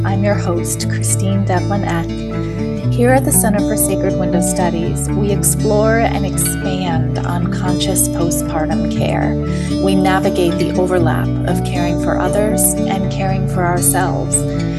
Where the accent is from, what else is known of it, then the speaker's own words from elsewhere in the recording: Canada; now in Sweden; I'm originally from Canada, and I live in Sweden with my husband, four cats